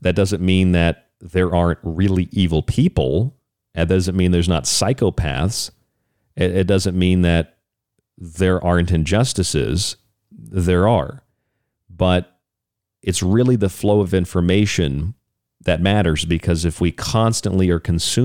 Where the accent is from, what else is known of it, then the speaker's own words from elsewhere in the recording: United States; As Americans